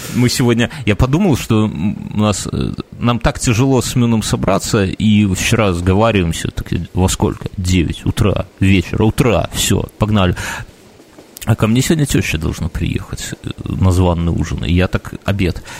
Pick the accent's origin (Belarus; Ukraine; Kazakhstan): Belarus; мы, белорусы и поляки, по сути, в исторической какой-то перспективе, там взять там каких-нибудь 200, наверное, лет назад, это, в принципе, один народ был